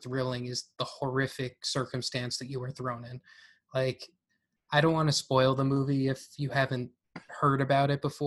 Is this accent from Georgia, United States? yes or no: no; Long Island, New York, United States; I'm from Long Island